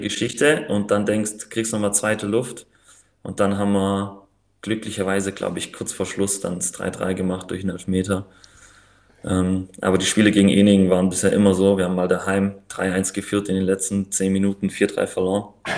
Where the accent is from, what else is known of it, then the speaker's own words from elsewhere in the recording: Riedlingen, Baden-Württemberg, Germany; moved away as an adult; also born or lived in Pfrondorf; now in Tübingen, Germany; Ich komme aus Riedling, also Geburtsort von Mario Gomez. Mario Gomez. ja. Wer das kennt, also Landkreis Biberach und bin dann nach dem Abi nach Tübingen